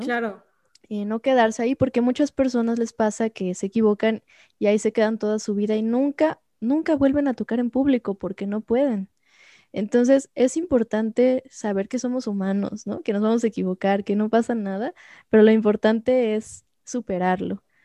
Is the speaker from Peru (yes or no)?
no; Xalapa, Veracruz, Mexico; Yo soy de Jalapa, entonces ahí empecé en Jalapa.